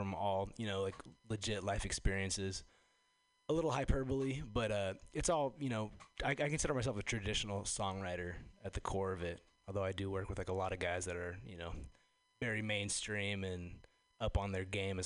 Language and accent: English; Los Angeles, California, United States; now in San Francisco Bay Area, United States; I come from Los Angeles originally